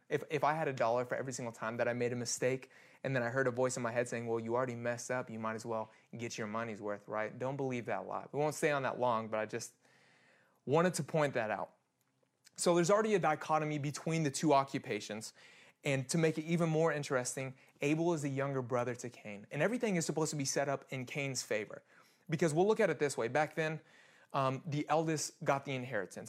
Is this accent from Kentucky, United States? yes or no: no; Kansas, United States; I'm born and raised in Kansas